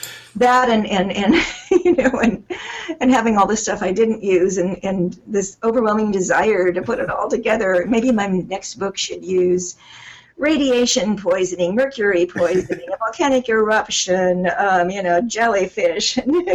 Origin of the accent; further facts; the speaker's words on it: California, United States; all my stuff has been set in California so far. Of course, even going to the Grand Canyon, I'm leaving my home state.